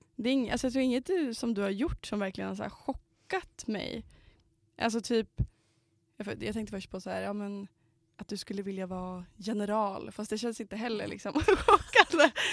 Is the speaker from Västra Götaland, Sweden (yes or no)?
no; Knivsta, Uppsala County, Sweden; now in Umeå, Sweden; jag kommer från Knivsta